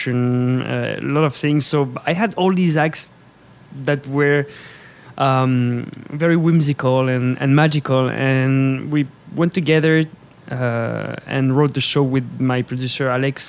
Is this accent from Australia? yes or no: no; France; moved away as an adult; now in Las Vegas, United States; I came from France with the Cirque du Soleil